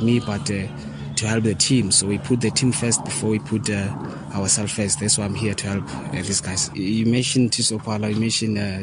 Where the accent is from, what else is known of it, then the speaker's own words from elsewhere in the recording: Polokwane, Limpopo, South Africa; moved away; also born or lived in Soweto; That's why I end up here in Bulukwan, because this is my hometown.